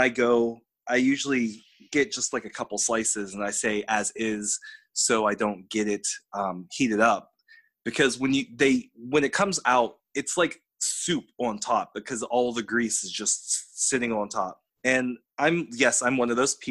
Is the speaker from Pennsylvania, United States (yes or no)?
yes; Pittsburgh, Pennsylvania, United States; growing up in Pittsburgh